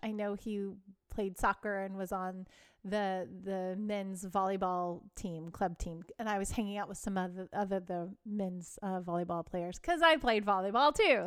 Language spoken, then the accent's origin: English; Texas, United States; I grew up in Texas, and it was a very religious area